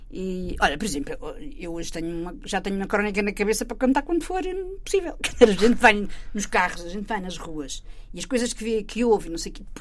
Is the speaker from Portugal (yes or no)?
yes; Torres Novas, Santarém District, Portugal; é um jornal de Torres Novas, que, que, que, é a minha terra, a terra da família toda